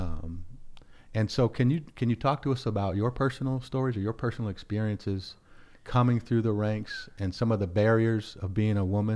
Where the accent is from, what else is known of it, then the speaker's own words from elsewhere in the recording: United States; as a black man growing up in America